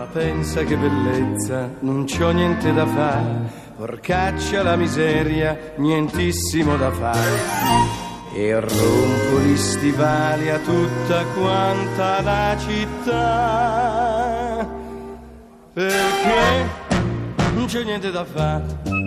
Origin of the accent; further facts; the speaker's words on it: Milan, Lombardy, Italy; sono di Milano.